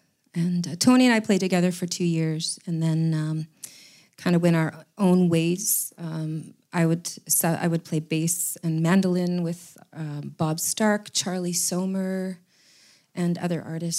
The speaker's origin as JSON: {"language": "English", "town": "Saskatoon", "region": "Saskatchewan", "country": "Canada", "moved": "as an adult", "lives_now": "Ottawa, Canada", "said": "I came here for music. I'm from Saskatoon, Saskatchewan originally"}